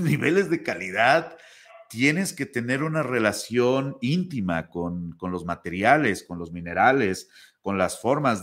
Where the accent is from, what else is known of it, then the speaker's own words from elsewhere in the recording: Puebla, Mexico; en México, por ejemplo, donde yo soy, que es de Puebla